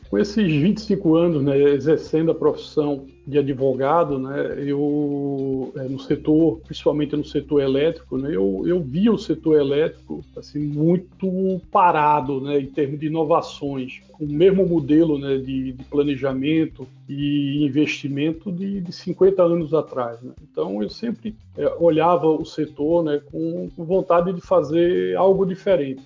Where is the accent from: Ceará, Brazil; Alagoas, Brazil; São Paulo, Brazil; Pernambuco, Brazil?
Pernambuco, Brazil; Recife; Eu sou nascido em Recife, nordestino